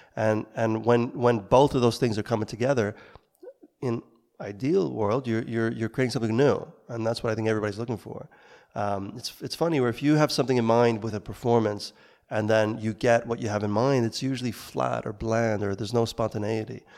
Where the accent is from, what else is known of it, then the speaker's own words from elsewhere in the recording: New York, United States; moved away as an adult; I grew up in New York, making films, trying to recreate what we saw on, in the, in the cinema at the time as teenagers in Brooklyn